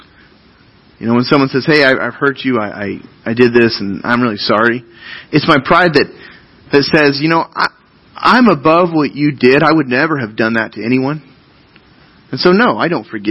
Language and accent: English; United States